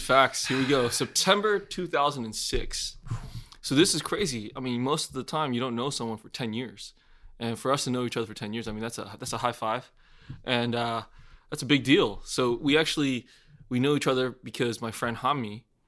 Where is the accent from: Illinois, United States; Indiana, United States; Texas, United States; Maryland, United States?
Texas, United States; Houston; I grew up in Houston, Texas, and born and raised.